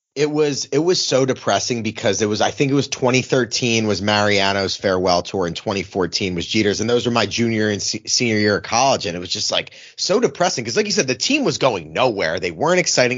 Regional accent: Philadelphia, Pennsylvania, United States; growing up in Philly, I was, like, fifteen or sixteen

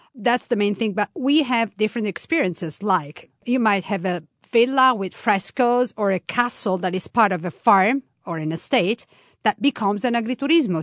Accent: Tuscany, Italy; now in Umbria, Italy; I was born in Tuscany, from a half Tuscanian, half, uh, Roman family

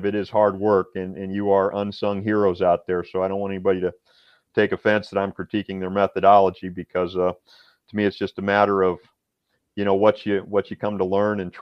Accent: Iowa, United States; now in Tennessee, United States; We're not originally from Tennessee. I'm originally from Iowa.

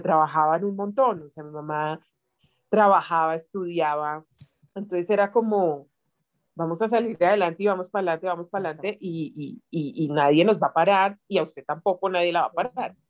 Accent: Bogotá, Colombia; yo nací en Bogotá.

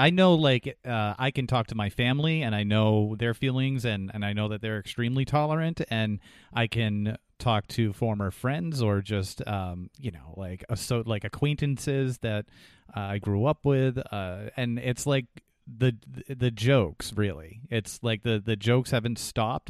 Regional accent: New Hampshire, United States; moved away; the area that I grew up in, in New Hampshire

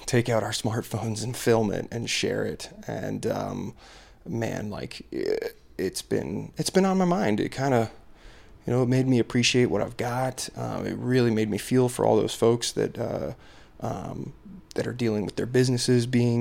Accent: Ellicott City, Maryland, United States; moved away; My hometown, my old hometown of Ellicott City, Maryland

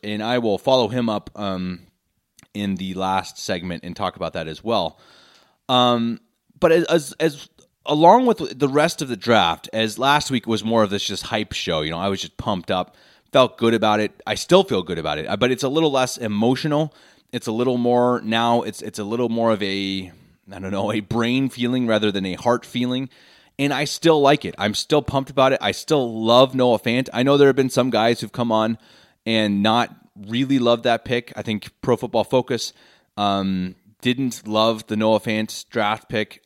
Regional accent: Denver, Colorado, United States; moved away as an adult; now in Munich, Germany; born and raised in Denver, Colorado

